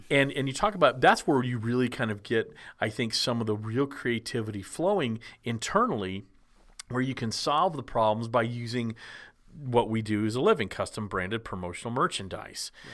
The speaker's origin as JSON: {"language": "English", "region": "Texas", "country": "United States", "tie": "born or raised there", "said": "growing up in Texas in the era of shorty shorts"}